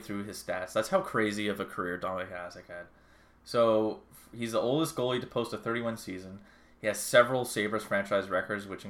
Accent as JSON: {"language": "English", "country": "Canada", "said": "we're Canadian"}